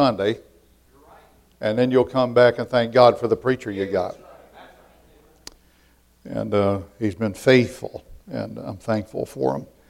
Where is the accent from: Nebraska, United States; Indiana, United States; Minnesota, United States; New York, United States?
Indiana, United States; near Shipshewana, northeast corner of; also born or lived in Dearborn, Michigan; I was born in Dearborn and raised in Indiana